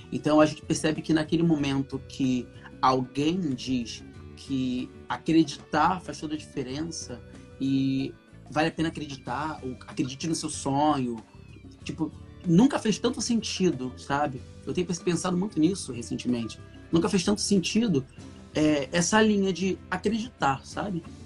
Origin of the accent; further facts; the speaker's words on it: Cabo Frio, Rio de Janeiro, Brazil; moved away as an adult; now in Rio de Janeiro, Brazil; Porque eu cresci em Cabo Frio, sou de Cabo Frio, eu cresci em Cabo Frio, um moleque do interior